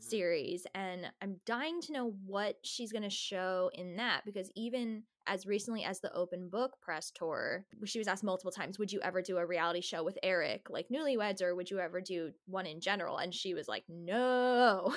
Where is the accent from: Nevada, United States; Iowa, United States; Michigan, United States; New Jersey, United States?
New Jersey, United States; I'm from New Jersey